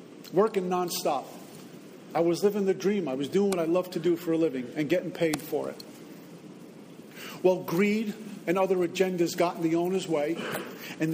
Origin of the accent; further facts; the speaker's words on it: Northeast, United States; moved away as an adult; also born or lived in Texas / New Jersey; now in Florida, United States; I'm from the Northeast